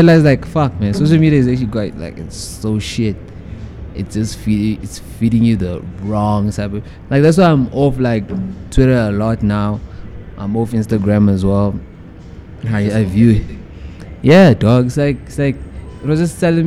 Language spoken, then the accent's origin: English; Johannesburg, Gauteng, South Africa; I'm from Winchester